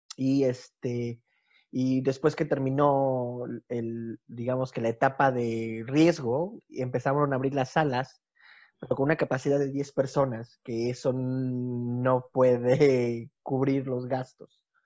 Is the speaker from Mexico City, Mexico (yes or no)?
yes; Mexico City, Mexico; moved away as an adult; now in Bulgaria; yo soy de originario de la Ciudad de México también, pero ya llevo más de 10 años viviendo en Bulgaria.